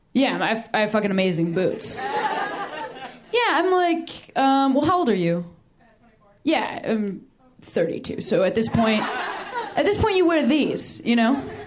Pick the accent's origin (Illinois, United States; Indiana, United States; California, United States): Illinois, United States; Chicago; I'm from Chicago. Chicago's like a city